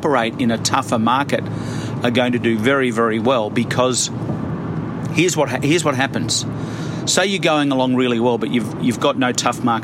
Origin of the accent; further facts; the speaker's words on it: Melbourne, Victoria, Australia; I'm from Melbourne